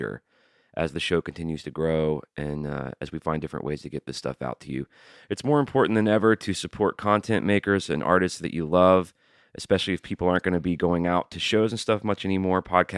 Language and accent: English; San Diego, California, United States; I'm from San Diego.